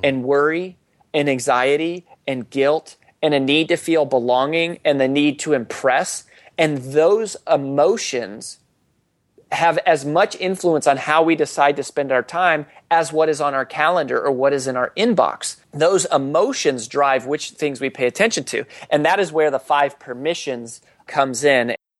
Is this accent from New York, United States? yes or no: no; Colorado, United States; growing up in Colorado